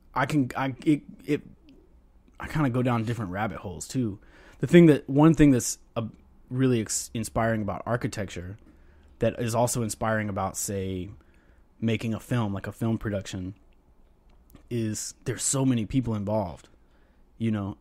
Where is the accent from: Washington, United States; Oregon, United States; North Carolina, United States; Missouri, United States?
North Carolina, United States; moved away; also born or lived in Tallahassee, Florida; growing up in North Carolina and then living in Tallahassee, Florida